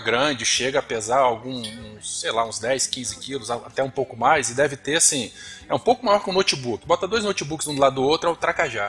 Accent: Vila Velha, Espírito Santo, Brazil; sou aqui do Espírito Santo, Vila Velha

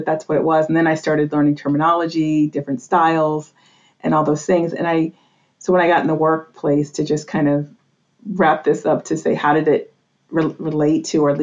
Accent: New England, United States; I grew up in New England in a very traditional Roman Catholic family.

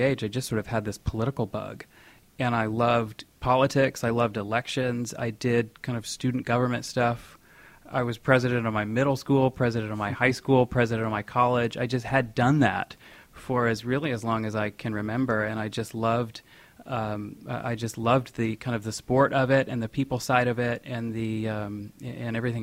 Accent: West Michigan, United States; moved away as an adult; now in New York City, United States; I grew up in West Michigan

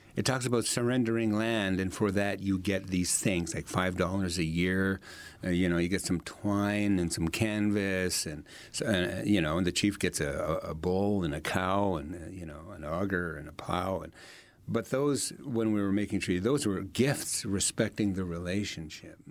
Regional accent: Sucker Creek Cree First Nation, Alberta, Canada; that's where I come from. I come from the Sucker Creek, Cree First Nation, and we're in Treaty Eight

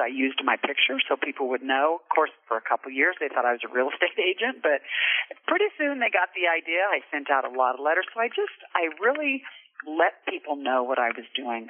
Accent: Lyons, Kansas, United States; moved away as an adult; also born or lived in Emporia, Kansas; now in Casper, United States; I was born and raised in Lyons, Kansas, little little small town right in the middle of the state

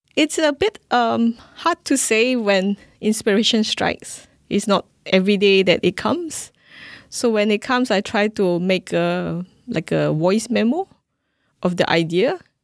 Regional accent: Singapore; I'm a Singaporean classical musician

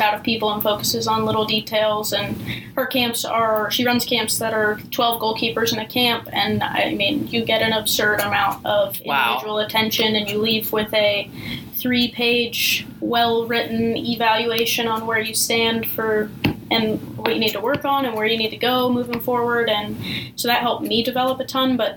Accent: Houston, Texas, United States; growing up in Houston

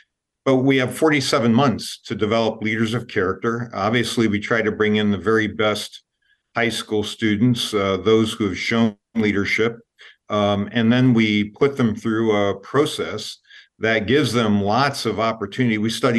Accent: Gary, Indiana, United States; I was born in Gary, Indiana, and we were born in a house right across from the U.S. Steel Mill and the Calumet River.

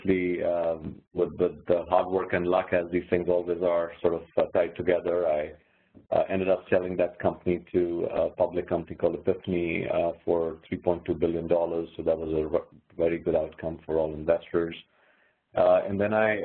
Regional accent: India; moved away as an adult; also born or lived in California; now in United States; I'm actually originally from India, as you can probably tell from my accent.

